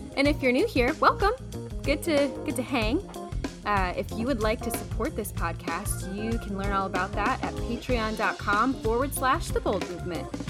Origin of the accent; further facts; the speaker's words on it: Midwest, United States; I'm from the Midwest.